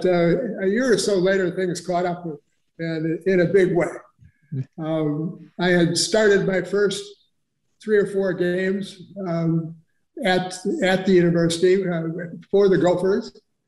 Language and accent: English; St. Paul, Minnesota, United States; Well, I was born in St. Paul, Minnesota, and I went to a little school, St. Paul Academy.